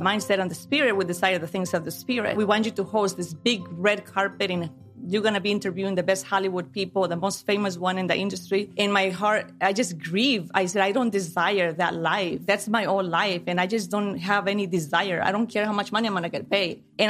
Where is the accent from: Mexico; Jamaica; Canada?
Mexico; also born or lived in Chicago, United States; I was born in Chicago, but then my parents sent me to Mexico. And I grew up with my grandparents